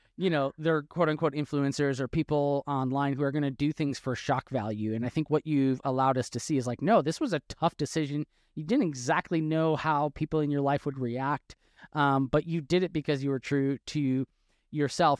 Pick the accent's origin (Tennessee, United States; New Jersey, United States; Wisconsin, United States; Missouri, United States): Wisconsin, United States; now in Texas, United States; I'm from Wisconsin, but, but been in Texas since two thousand twelve